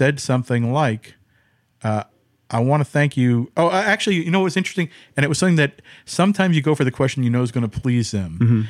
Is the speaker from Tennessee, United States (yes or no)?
no; Tenafly, New Jersey, United States; next to where I grew up in Tenafly